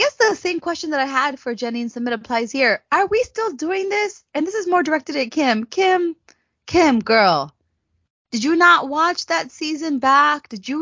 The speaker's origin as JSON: {"language": "English", "region": "California", "country": "United States", "tie": "born or raised there", "moved": "yes", "lives_now": "Arizona, United States", "said": "Arizona girl by way of California"}